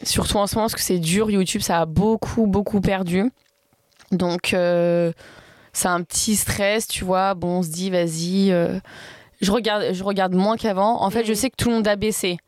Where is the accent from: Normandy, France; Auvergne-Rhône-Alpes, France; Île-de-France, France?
Auvergne-Rhône-Alpes, France; Valence; also born or lived in Grasse; Je suis née à Grasse, mais j'ai pas grandi là-bas. Enfin, je suis née à... je suis à Valence, sinon dessous de Lyon